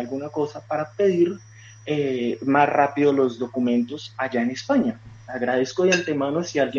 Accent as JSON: {"language": "Spanish", "country": "Colombia", "said": "Pero, pero soy colombiano. Vale. Soy colombiano."}